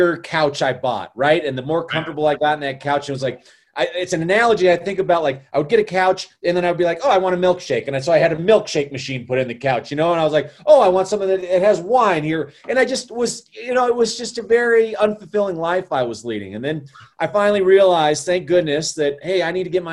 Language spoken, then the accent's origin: English; Colorado, United States; also born or lived in Chicago; I'm born and raised in Colorado, and I've been here almost my entire life